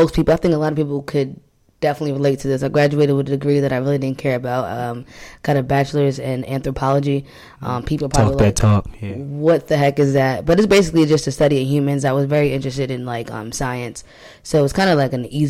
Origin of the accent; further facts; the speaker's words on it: Long Island, New York, United States; I grew up in Long Island, New York